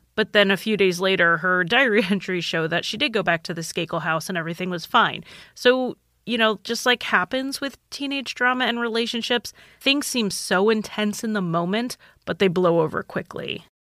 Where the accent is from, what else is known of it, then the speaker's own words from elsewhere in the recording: Connecticut, United States; I grew up in Connecticut